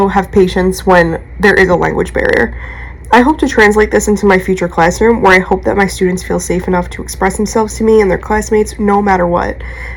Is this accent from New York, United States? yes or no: yes; New York, United States; accent: New York; my New York accent